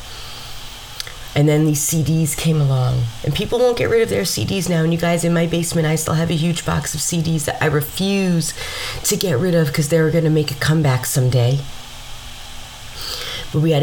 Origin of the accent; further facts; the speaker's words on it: Mount Vernon, New York, United States; growing up in Mount Vernon, New York, that made you street smart